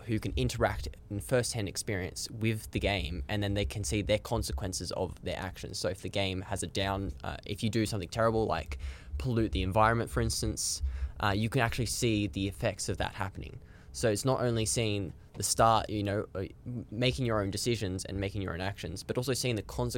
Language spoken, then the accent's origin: English; Blue Mountains, New South Wales, Australia; also born or lived in Sydney; now in Melbourne, Australia; I was originally from the Blue Mountains over in New South Wales. I lived in Sydney for a little bit